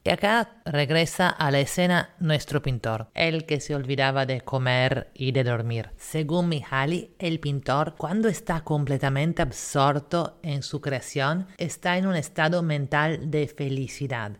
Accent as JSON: {"language": "Spanish", "country": "Italy", "tie": "born or raised there", "moved": "yes", "lives_now": "Lima, Peru", "said": "la ciudad donde yo nací, que en vez sigue siendo Italia"}